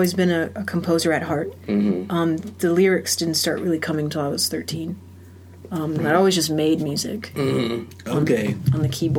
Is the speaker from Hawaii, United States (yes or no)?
no; Florida, United States; moved away; also born or lived in Norfolk, Virginia / Boca Raton, Florida / Columbus, Georgia / Athens, Georgia; I grew up in Florida. Mostly.